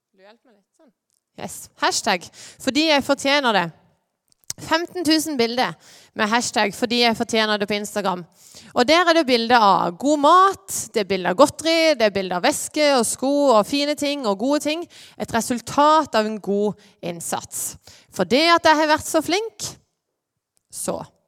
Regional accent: Lyngdal, Agder, Norway; moved away as an adult; now in Åseral, Norway; Jeg er fra Lyngdal.

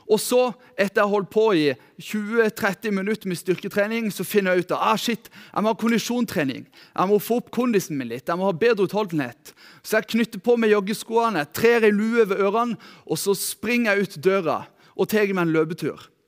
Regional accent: Lyngdal, Agder, Norway; Jeg er født og oppvokst her i Lyngdal. Eh, oppvokst her i Lyngdal misjonskirke

